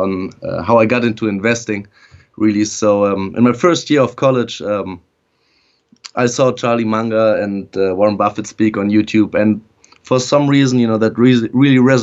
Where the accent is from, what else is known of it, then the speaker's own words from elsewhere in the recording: Germany; moved away as an adult; also born or lived in Netherlands / Beijing, China / Vienna, Austria; now in United States; I was actually born and raised in Germany, lived there for the first 19 years of my life